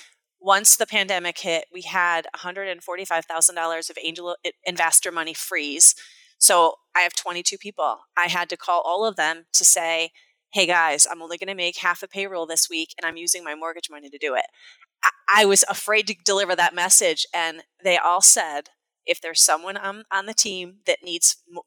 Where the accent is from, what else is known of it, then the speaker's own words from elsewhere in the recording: Naugatuck, Connecticut, United States; also born or lived in Tolland, Connecticut; I was born in a blue-collar town in Connecticut called Naugatuck, Connecticut